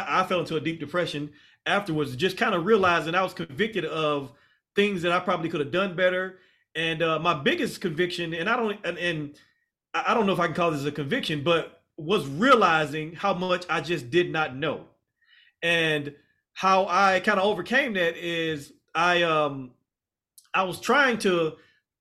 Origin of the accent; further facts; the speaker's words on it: Mississippi, United States; moved away as an adult; now in Texas, United States; I'm originally from Mississippi